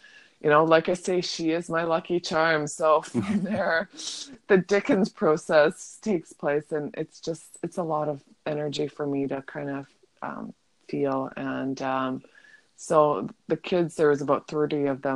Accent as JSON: {"language": "English", "town": "Vancouver", "region": "British Columbia", "country": "Canada", "said": "I'm from Vancouver"}